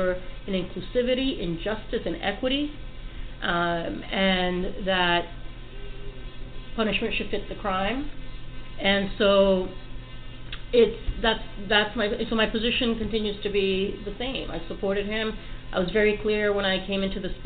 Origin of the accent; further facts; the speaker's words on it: Puerto Rico; moved away as an adult; now in New York City, United States; I was born on the island